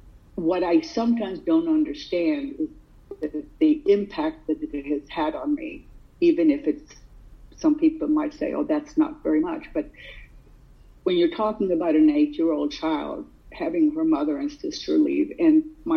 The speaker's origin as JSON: {"language": "English", "country": "Sweden", "tie": "born or raised there", "moved": "yes", "lives_now": "United States", "said": "I did not grow up here in the United States. I grew up in Sweden"}